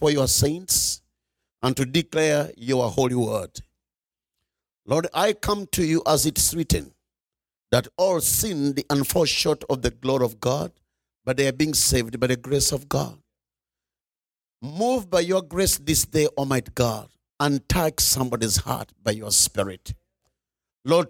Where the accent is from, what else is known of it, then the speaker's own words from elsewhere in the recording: Uganda; I'm coming from Uganda. Uganda is in East Africa